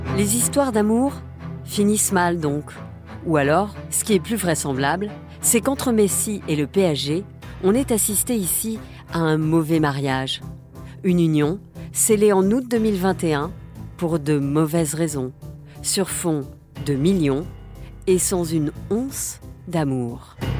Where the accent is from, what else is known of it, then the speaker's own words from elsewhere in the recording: France; chez nous, en France